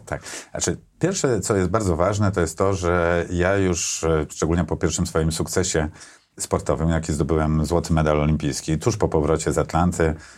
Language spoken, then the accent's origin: Polish; Warsaw, Masovian Voivodeship, Poland; Ja urodziłem się w Warszawie, na Pradze Południe mieszkałem, tam się wychowałem